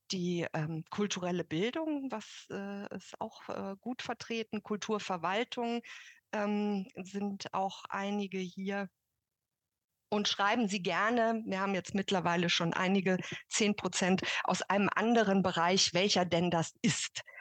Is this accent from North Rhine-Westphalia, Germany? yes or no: yes; Cologne, North Rhine-Westphalia, Germany; also ich komme ja aus Köln